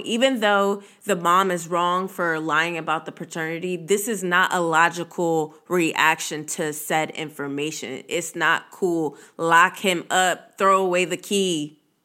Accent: Virginia, United States; I'm also from Virginia

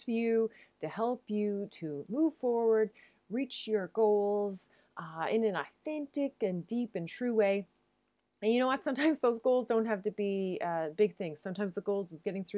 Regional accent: Newfoundland and Labrador, Canada; now in Netherlands; I'm a Newfoundlander and a Canadian

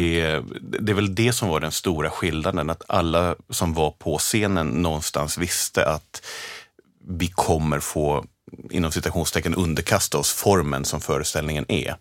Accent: Vedevåg, Örebro County, Sweden; Jag är från Örebrotrakten, norr om ah, okay. Örebro, En liten, liten by som heter Vedevåg ute på landet

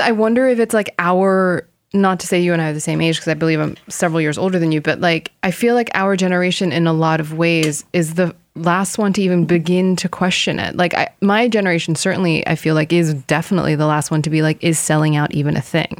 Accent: South Korea; now in United States; I am an Asian living in America because I had my Korean passport

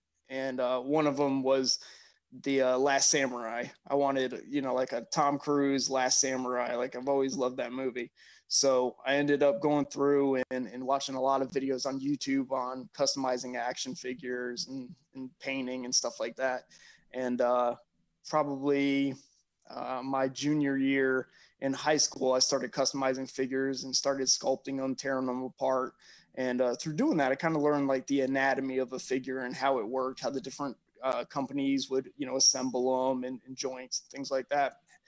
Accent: Germany; I grew up in Germany. So we were always off of the military bases, which means we were, you know, there with the locals.

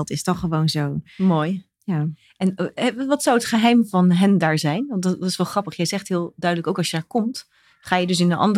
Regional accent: Rotterdam, South Holland, Netherlands; ik ben een geboren en getogen Rotterdammer met eh, ouders uit Drenthe en Sierra Leone, West-Afrika.

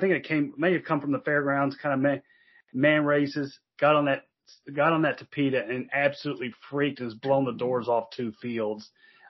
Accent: Louisville, Kentucky, United States; I grew up in Louisville. I grew up near Churchill Downs, like you, and I'm a Kentucky fan living in Louisville.

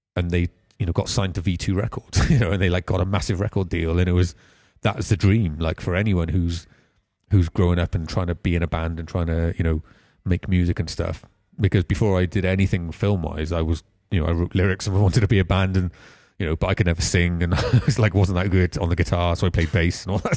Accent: Pontypool, Wales, United Kingdom; also born or lived in Croesyceiliog / Cwmbran / Caldicot; I grew up, I was born in Pontypool. We lived in and Crossy Killiog and Cumbran on a council estate for a good few years.

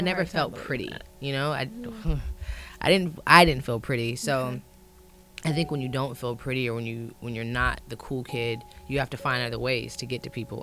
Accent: Ohio, United States; moved away; I'm from Ohio

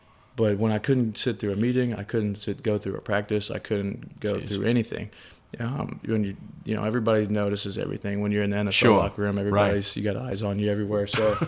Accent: New Orleans, Louisiana, United States; I grew up in New Orleans, so my diet has never been good.

